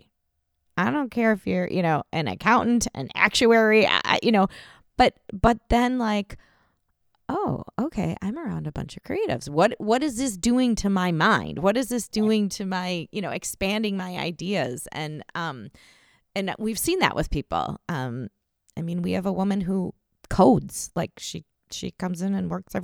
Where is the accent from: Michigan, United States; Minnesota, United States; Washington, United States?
Minnesota, United States; I'm from here, you know, I'm from Minnesota